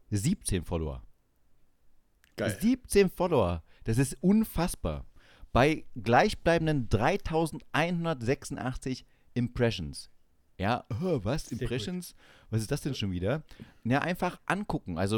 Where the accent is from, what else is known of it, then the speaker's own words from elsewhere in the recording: East Germany, Germany; now in Bavaria, Germany; Ich komme als Ossi nach